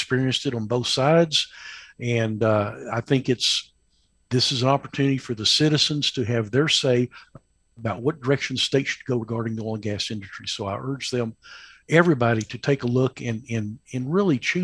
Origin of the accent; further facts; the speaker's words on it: Tyler, Texas, United States; accent: East Texas drawl; moved away as an adult; now in Midland, United States; I grew up in Tyler, Texas, East Texas